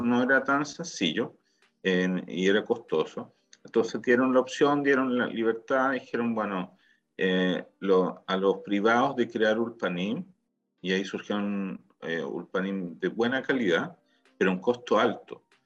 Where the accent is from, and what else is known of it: Chile; now in Israel